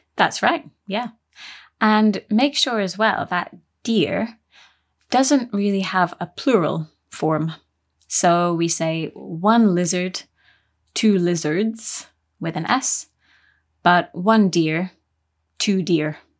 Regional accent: United Kingdom; we're British

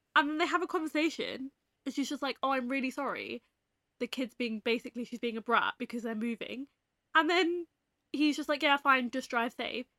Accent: England, United Kingdom; we're English

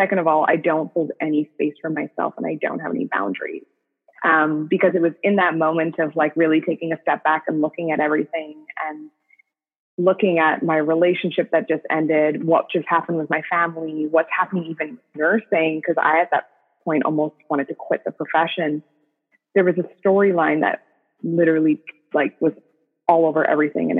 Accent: Canada; I'm from Canada as well.

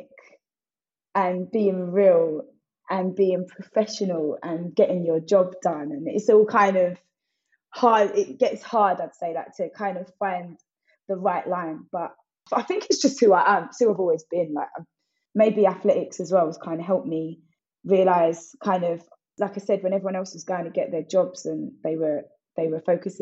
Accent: Essex, East of England, United Kingdom; I always shout out a little Atlanta or an Essex because that's where I'm from.

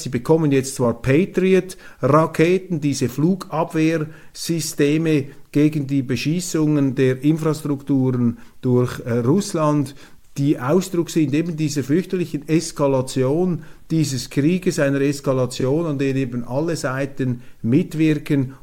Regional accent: Switzerland; als Schweizer

